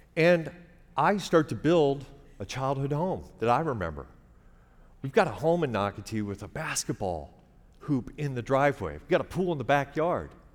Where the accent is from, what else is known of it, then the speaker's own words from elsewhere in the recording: Omaha, Nebraska, United States; moved away as an adult; also born or lived in Lake Charles, Louisiana; I'm a kid from Omaha